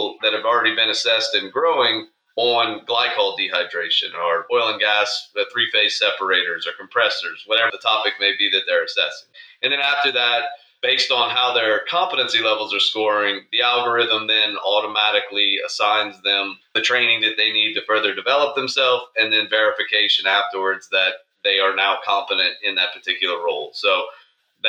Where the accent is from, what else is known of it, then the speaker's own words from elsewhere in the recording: Lafayette, Louisiana, United States; also born or lived in Geismar, Louisiana; I grew up, born and raised in Lafayette, Louisiana.